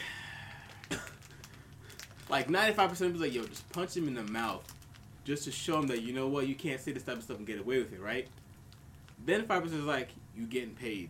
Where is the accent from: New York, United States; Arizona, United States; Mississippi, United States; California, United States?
New York, United States; Long Island; also born or lived in Brooklyn, New York; I'm from New York, born in Brooklyn, raised on Long Island